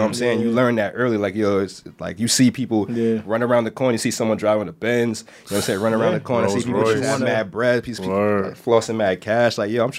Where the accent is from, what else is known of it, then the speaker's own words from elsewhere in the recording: New York City, New York, United States; I'm not sure there's another place on the planet that I would have rather grown up than Brooklyn.